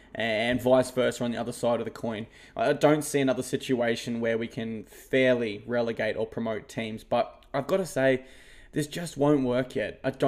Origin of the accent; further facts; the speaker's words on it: Queensland, Australia; And I'm a Queenslander